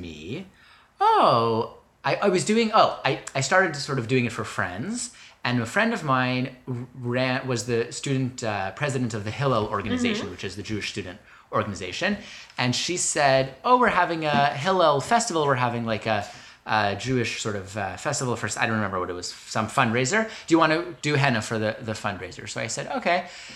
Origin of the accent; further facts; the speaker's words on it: Canada; moved away as an adult; also born or lived in Boston; I'm from Canada, mm-hmm. I am an international student, obviously, in Boston